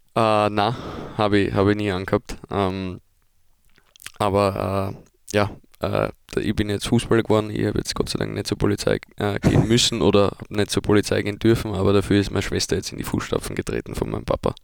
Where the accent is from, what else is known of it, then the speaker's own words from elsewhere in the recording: Vienna, Austria; now in Germany; ich komme aus Wien